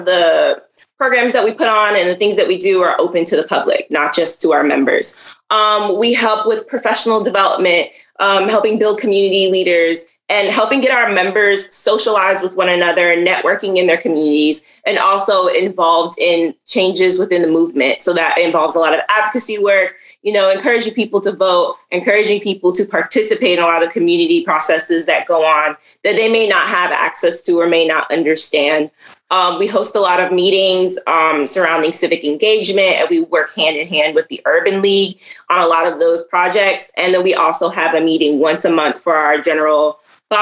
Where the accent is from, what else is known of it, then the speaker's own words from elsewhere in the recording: New York City, New York, United States; now in Florida, United States; I'm from Brooklyn, New York